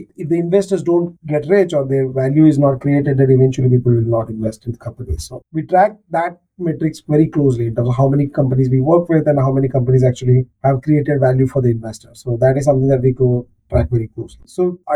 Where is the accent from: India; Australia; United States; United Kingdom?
India; Kolhapur, Maharashtra; now in Mumbai, India; Kolhapur, my hometown.